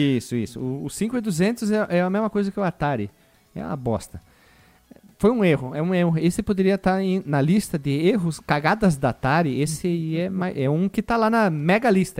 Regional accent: Brazil; nós somos brasileiros

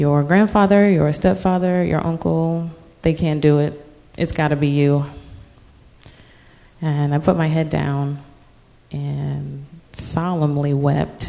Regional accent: Virginia Beach, Virginia, United States; now in Norfolk, United States; I'm from Virginia Beach originally

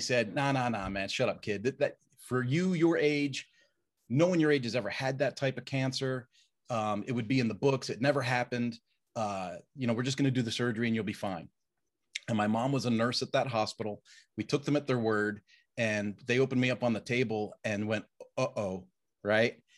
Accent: Roslyn, Pennsylvania, United States; I grew up in a little town called Roslyn, Pennsylvania, which is part of Willow Grove, um, a, and so near Abington, so outside of Philadelphia

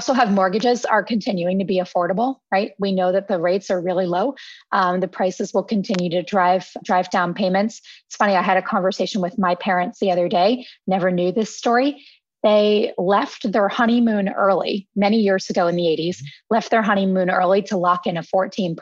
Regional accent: Philadelphia, Pennsylvania, United States; now in New York City, United States; I'm actually from Philadelphia and I had been planning to move back to Philadelphia anyway

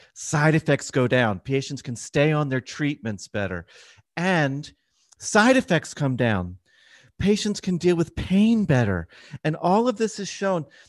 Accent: Philadelphia, Pennsylvania, United States; moved away; I'm from Philadelphia when it comes originally.

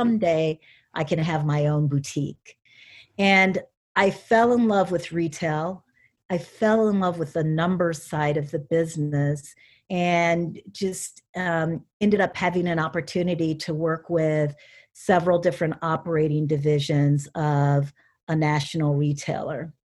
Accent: Cedar Rapids, Iowa, United States; moved away as an adult; also born or lived in Connecticut / Pittsburgh / Columbus, Ohio; I was born and raised in Cedar Rapids

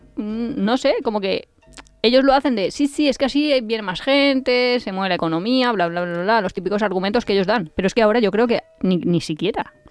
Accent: Valencia, Valencian Community, Spain; yo soy de Valencia

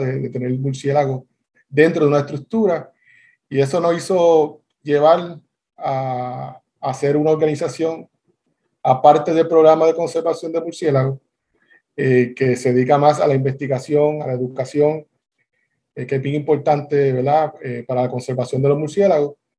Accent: Bayamón, Puerto Rico; yo soy de Bayamón, Bayamón, Puerto Rico

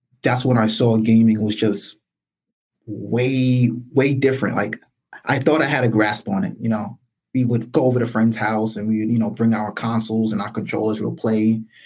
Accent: New York City, New York, United States; also born or lived in Brooklyn, New York; Born and raised in the South Bronx. I'm in Brooklyn now

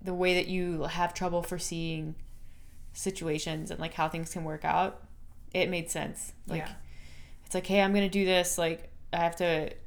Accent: United States; moved away as an adult; also born or lived in Canada; as an American

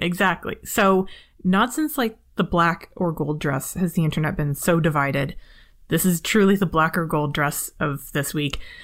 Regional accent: Canada; I'm Canadian and polite

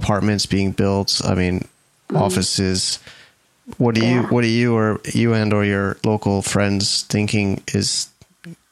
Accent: United States; I'm American, you know, so I've heard about it in my school growing up

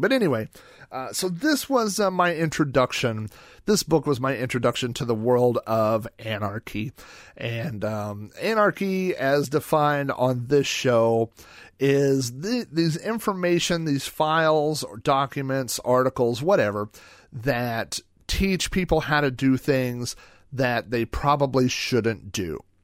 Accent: Oklahoma, United States; When I was growing up in Oklahoma

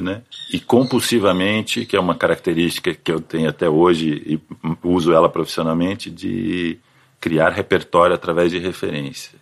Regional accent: São José dos Campos, São Paulo, Brazil; moved away as an adult; now in São Paulo, Brazil; Eu sou de São José dos Campos, no interior de São Paulo. E aí vim para São Paulo quando entrei na faculdade, né? Até então morava lá

